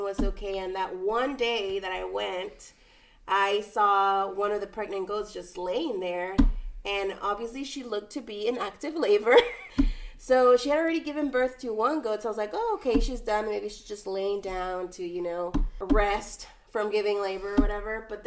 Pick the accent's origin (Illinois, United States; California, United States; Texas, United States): Texas, United States; Eagle Pass; I am also from Eagle Pass